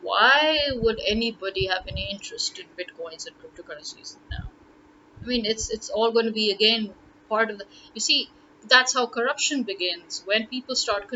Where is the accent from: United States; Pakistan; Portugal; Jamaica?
Pakistan; Lahore, Punjab; I am from Lahore